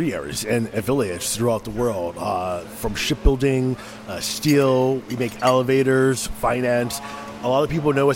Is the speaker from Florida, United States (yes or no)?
yes; Miami, Florida, United States; moved away; I grew up in West Kendall, 137th and 56th Miller